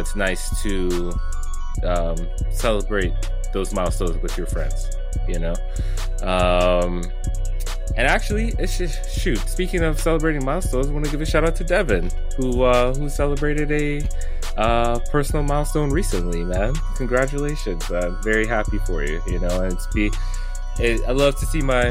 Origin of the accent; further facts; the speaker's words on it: United States; also born or lived in Atlanta, Georgia; as a living in America, as an American